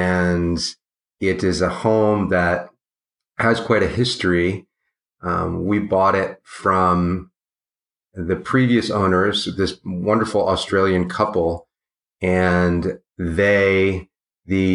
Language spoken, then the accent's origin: English; Washington, District of Columbia, United States; I grew up in Georgetown in Washington, D.C. in a big Victorian mansion